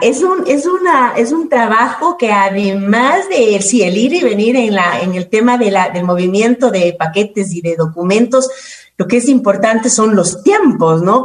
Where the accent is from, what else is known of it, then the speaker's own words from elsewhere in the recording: Quito, Pichincha, Ecuador; yo soy quiteña